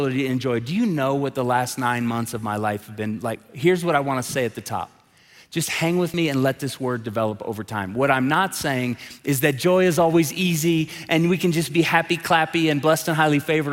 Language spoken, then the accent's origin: English; Tulsa, Oklahoma, United States; moved away as an adult; now in Colorado Springs, United States; I'm from Tulsa, Oklahoma